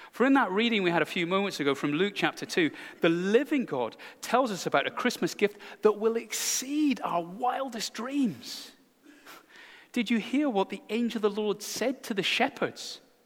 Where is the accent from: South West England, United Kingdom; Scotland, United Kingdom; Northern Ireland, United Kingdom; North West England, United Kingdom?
Scotland, United Kingdom; speaking as a Scotsman